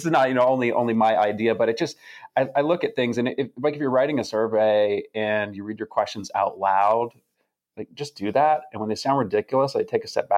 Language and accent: English; Atlanta, Georgia, United States; I grew up in Atlanta